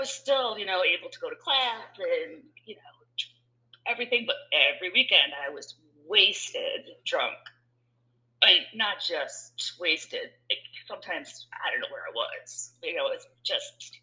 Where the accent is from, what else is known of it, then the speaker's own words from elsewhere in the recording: Michigan, United States; I'm from Michigan, so we had, you know, we burnt couches in a cornfield